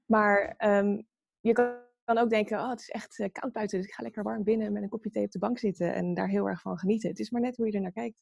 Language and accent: Dutch; Pijnakker, South Holland, Netherlands; now in The Hague, Netherlands; In eh, een dorpje en dat heet Pijnakker en dat ligt bij eh, Delft.